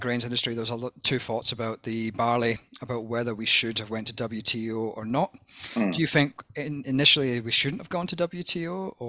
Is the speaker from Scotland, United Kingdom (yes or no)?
yes; Scotland, United Kingdom; now in Australia; the dour Scotsman that I seem to have been stereotyped as, and my people have been stereotyped as for 1,000 years.